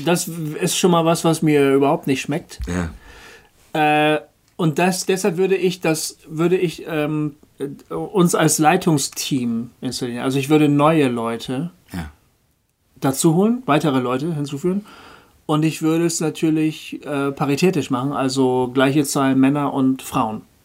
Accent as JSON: {"language": "German", "region": "Bremen", "country": "Germany", "tie": "born or raised there", "said": "Hochding, das ist der, der Stadtteil, wo ich herkomme, wo ich ja. aufgewachsen bin, geboren und aufgewachsen"}